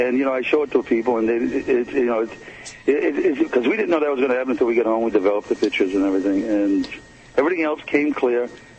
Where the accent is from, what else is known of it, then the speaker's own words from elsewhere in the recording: New Bedford, Massachusetts, United States; now in Fairhaven, United States; I grew up down in New Bedford near Cogswell Street.